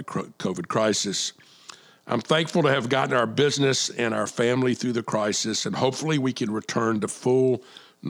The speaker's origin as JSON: {"language": "English", "town": "Charleston", "region": "South Carolina", "country": "United States", "tie": "born or raised there", "said": "my hometown of Charleston"}